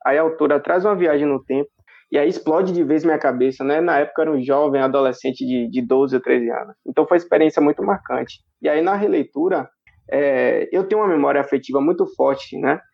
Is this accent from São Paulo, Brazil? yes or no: no; São Félix, Bahia, Brazil; Eu sou de São Félix, na Bahia.